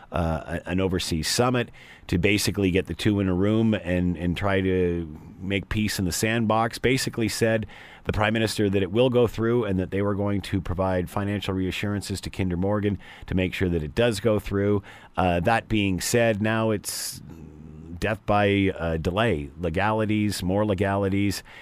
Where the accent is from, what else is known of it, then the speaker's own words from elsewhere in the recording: Canada; First and foremost, we are Canadian.